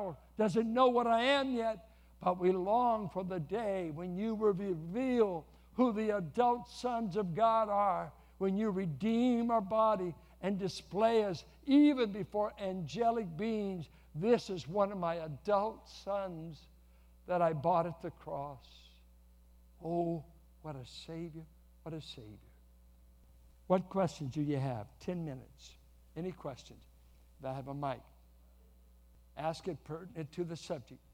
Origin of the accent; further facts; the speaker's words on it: California, United States; we're from California